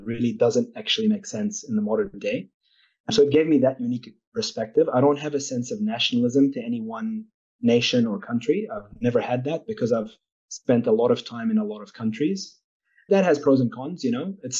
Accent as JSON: {"language": "English", "town": "Newcastle", "region": "North East England", "country": "United Kingdom", "tie": "born there", "said": "I was born in Newcastle, and my parents were Palestinian refugees from the 1948."}